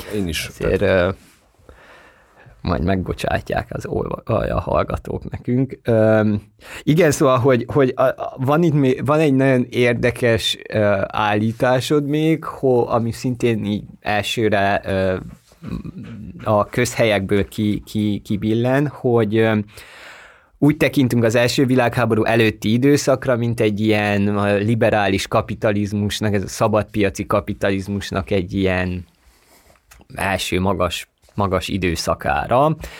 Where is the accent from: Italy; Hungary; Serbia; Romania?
Romania; Székely Land; moved away; also born or lived in Bucharest; ahol én születtem, Székelyföldön